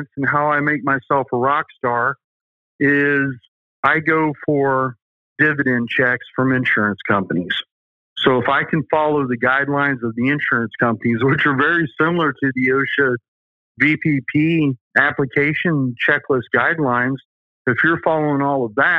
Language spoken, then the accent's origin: English; the South, United States; accent: southern; There's my southern accent coming